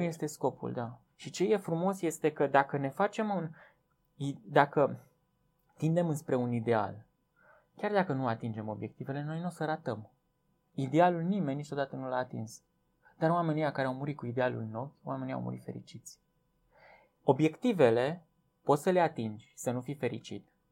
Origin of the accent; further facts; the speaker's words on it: Viștea, Brașov County, Romania; now in Cluj-Napoca, Romania; eu când am venit de la Viștea în Cluj, eu stăteam acolo la Viștea, mie satul îmi spunea cine sunt.